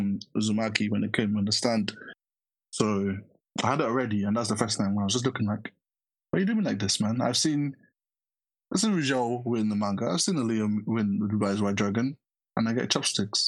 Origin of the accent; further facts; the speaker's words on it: Nigeria; as a Nigerian that's used to good jollof rice